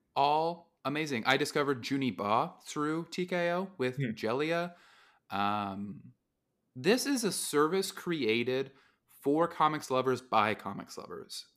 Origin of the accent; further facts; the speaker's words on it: Utah, United States; growing up in Utah, it's a similar place to Texas